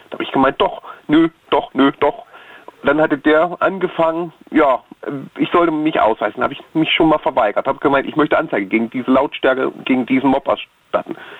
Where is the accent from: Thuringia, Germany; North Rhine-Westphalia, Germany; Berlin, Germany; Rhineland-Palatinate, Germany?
Thuringia, Germany; bei uns in Thüringen, Sachsen und Sachsen-Anhalt fällt es halt auf, weil wir halt die typischen Össis sind